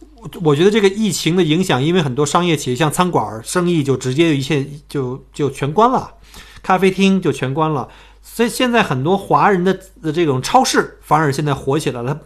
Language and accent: Chinese; China; now in Australia; 我们中国人